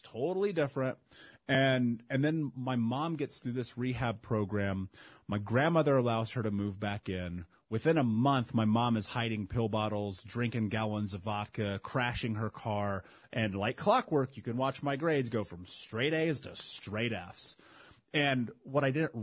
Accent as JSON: {"language": "English", "town": "Indianapolis", "region": "Indiana", "country": "United States", "tie": "born or raised there", "said": "Growing up in Indianapolis"}